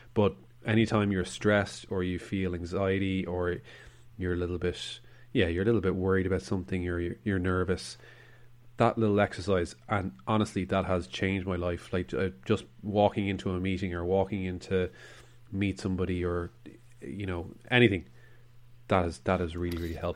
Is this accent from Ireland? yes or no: yes; Ireland; We are Irish